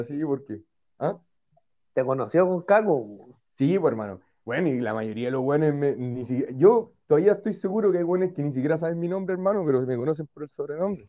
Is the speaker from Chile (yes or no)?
yes; Valparaíso, Chile; siempre crecimos ahí en Playa Ancha